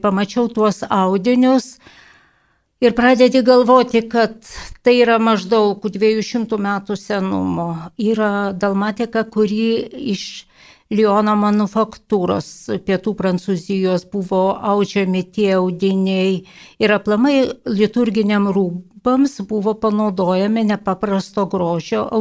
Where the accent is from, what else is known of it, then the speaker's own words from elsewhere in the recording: Lithuania; aš iš Kedraičių parapijos